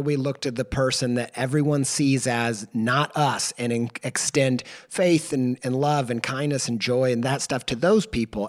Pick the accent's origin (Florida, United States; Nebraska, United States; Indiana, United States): Indiana, United States; I grew up in Indiana in the Bible Belt